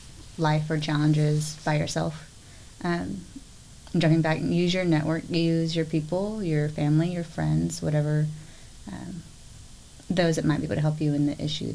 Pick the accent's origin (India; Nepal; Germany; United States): United States; Willis, Texas; also born or lived in College Station, Texas; I grew up in Willis, but at the time my father worked in College Station.